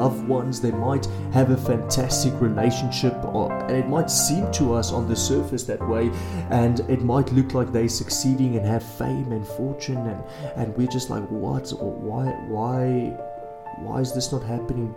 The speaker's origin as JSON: {"language": "English", "country": "South Africa", "said": "as a South African"}